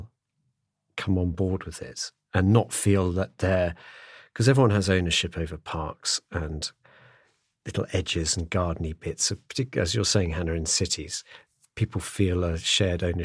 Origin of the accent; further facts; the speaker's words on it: Abergavenny, Wales, United Kingdom; my hometown of Abergavenny